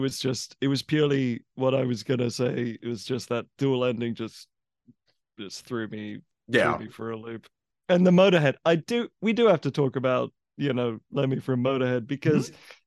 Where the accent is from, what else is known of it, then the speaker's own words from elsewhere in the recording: England, United Kingdom; I grew up in England